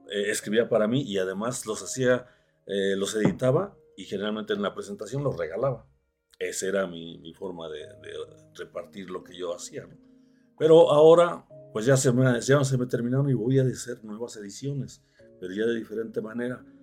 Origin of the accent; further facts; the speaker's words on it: Mexico; Sin embargo, para nosotros los mexicanos no es nuestra acta de independencia.